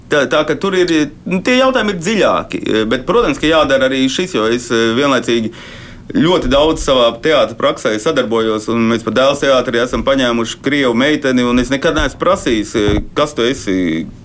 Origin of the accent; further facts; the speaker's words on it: Latvia; Mēs esam latvieši.